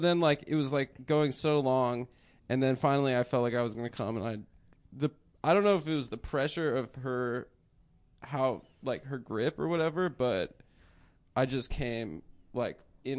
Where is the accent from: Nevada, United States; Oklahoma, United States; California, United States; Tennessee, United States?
Nevada, United States; Las Vegas; I'm from Las Vegas